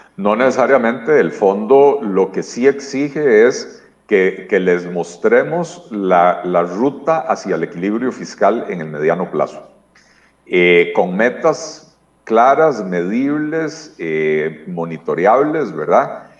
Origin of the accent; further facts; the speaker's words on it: Costa Rica; nosotros como costarricenses